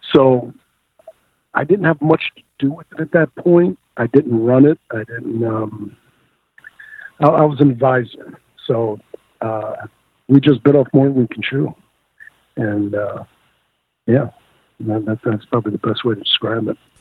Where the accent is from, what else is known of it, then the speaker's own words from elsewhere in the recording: the New York area, United States; moved away; I grew up in the New York area